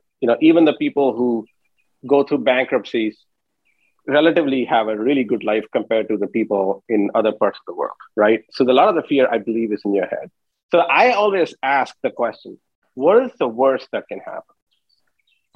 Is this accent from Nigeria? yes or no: no; India; moved away as an adult; I grew up in India until I was 21, went to undergrad there and came here for my master's.